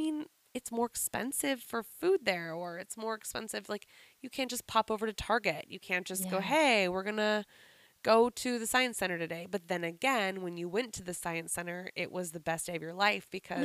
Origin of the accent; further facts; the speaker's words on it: Whidbey Island, Washington, United States; moved away; we lived around and then moved to Whidbey when I was in third grade. So, but I'd gone there my whole life, but in the summer